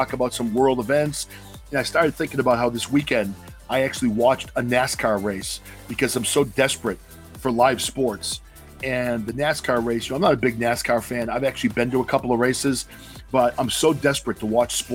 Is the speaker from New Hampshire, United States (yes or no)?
yes; New Hampshire, United States; I grew up in New Hampshire